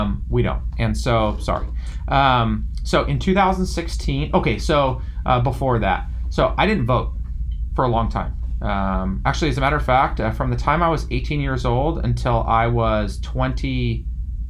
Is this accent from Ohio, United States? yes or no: no; Yorba Linda, California, United States; I grew up in Yorba Linda, California